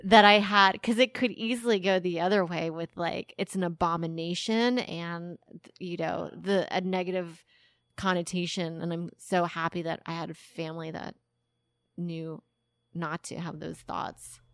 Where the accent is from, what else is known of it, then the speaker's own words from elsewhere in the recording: Texas, United States; I grew up in Tex-, in the suburb of Texas